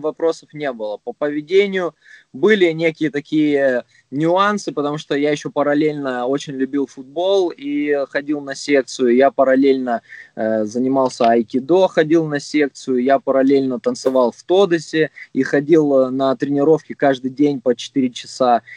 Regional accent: Krasnodar, Krasnodar Krai, Russia; я родом с Краснодара

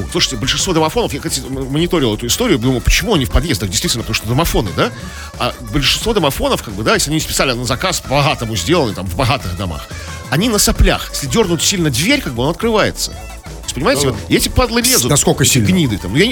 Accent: Saint Petersburg, Russia; мы, петербуржцы.

